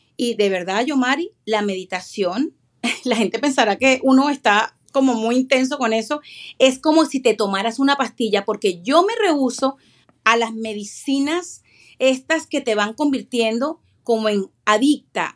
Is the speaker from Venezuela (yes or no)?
yes; Venezuela; moved away; Soy venezolana, vengo de un país dividido completamente por la política